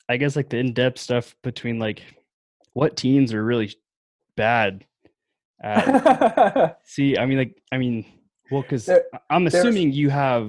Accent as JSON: {"language": "English", "town": "Yakima", "region": "Washington", "country": "United States", "said": "Okay, so I'm from Yakima"}